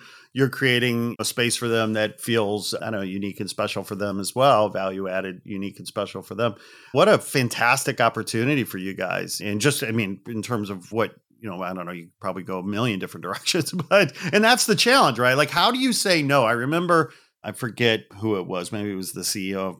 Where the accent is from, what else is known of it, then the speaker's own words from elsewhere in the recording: outside Chicago, Illinois, United States; I grew up outside Chicago and lived in downtown for years and years